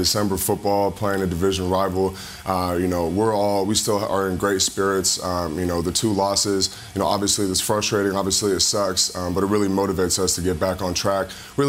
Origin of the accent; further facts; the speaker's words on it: California, United States; now in Florida, United States; I grew up in Cali and came straight to Florida, so I've never played in a snow game.